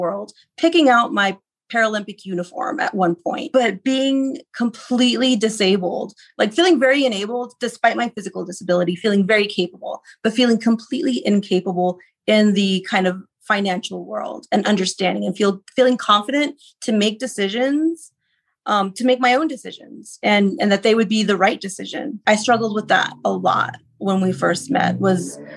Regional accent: Texas, United States; now in Denver, United States; I'm from Texas mostly

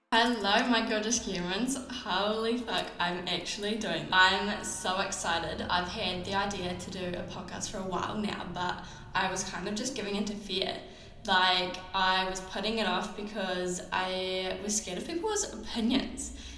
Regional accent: New Zealand; I'm a Kiwi.

